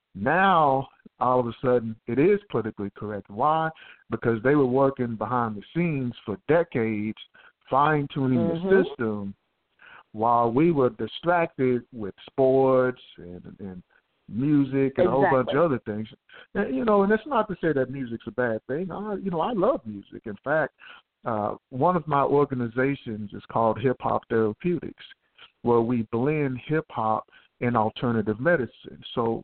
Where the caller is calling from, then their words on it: Houston, Texas, United States; I'm from Houston, Texas. Good morning.